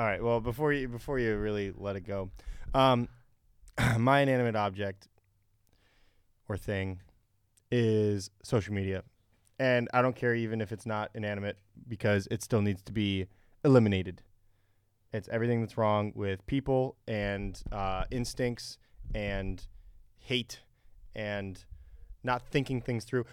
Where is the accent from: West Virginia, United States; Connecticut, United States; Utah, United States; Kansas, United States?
Connecticut, United States; moved away as an adult; I'm from Connecticut